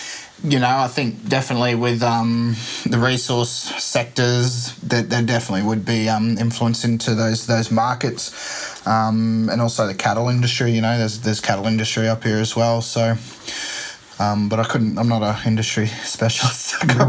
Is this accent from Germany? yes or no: no; Townsville, Queensland, Australia; moved away as an adult; also born or lived in Northern Territory; I grew up in Townsville.